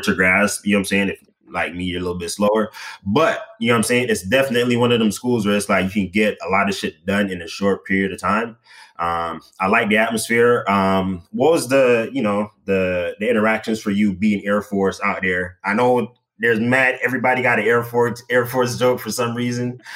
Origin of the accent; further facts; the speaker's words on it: Jamaica; now in United States; growing up in Jamaica, and you know, I didn't really party that much, you know, in in high school